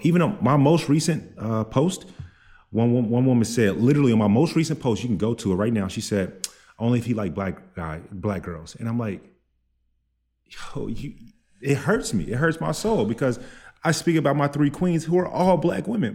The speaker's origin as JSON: {"language": "English", "town": "Dallas", "region": "Texas", "country": "United States", "said": "I'm from Dallas"}